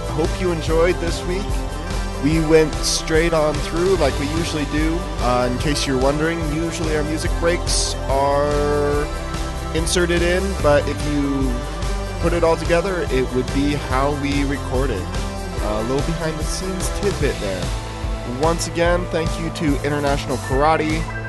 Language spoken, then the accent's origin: English; Oregon, United States; Yeah, it's got a pungent odor, but I'm from Oregon.